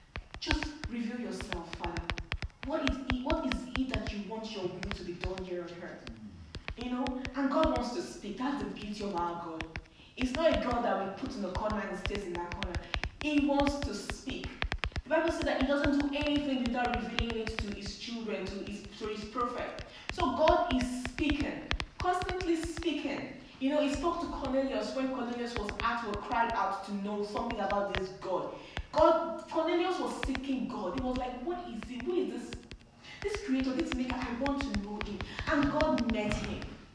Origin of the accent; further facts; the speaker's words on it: India; I'm from India